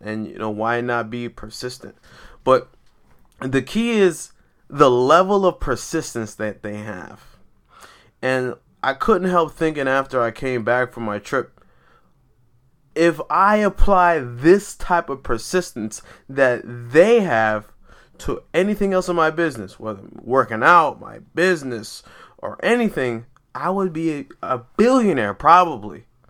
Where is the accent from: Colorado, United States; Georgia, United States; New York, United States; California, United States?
New York, United States; New York City; also born or lived in Brooklyn; I was raised in Queens, but I like to consider myself a New Yorker